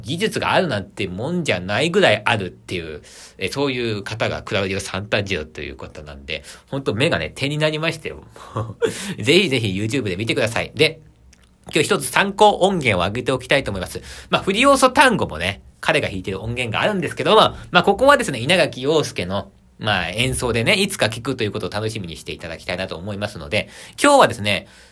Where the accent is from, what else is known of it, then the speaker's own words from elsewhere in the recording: Aichi, Japan; also born or lived in Tokyo; 地元の 愛知県に戻ってきまして